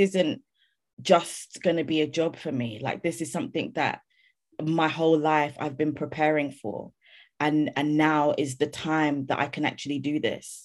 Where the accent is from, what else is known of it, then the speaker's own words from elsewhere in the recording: London, United Kingdom; I grew up in London